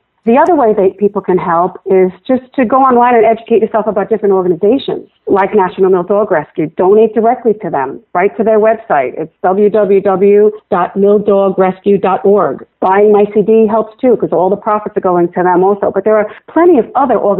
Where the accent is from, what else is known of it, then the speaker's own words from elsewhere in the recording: Massapequa, New York, United States; also born or lived in Italy; Massapequa, Long Island, where I've lived my entire life